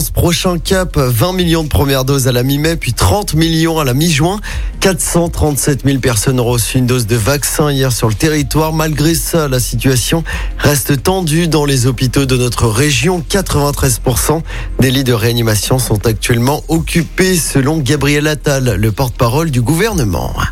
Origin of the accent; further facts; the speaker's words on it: France; ça se passe chez nous en France.